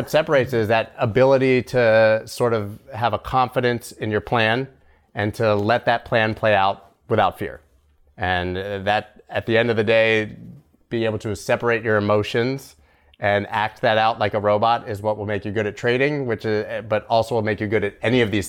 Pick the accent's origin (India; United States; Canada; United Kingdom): Canada; I'm Canadian.